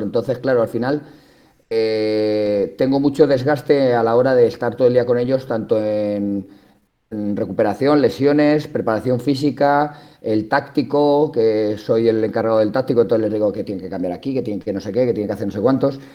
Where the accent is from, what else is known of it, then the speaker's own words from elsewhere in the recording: La Roda, Castilla-La Mancha, Spain; Yo soy de pueblo, entonces la suerte que tengo en mi pueblo, en La Roda, es que allí el deporte es una religión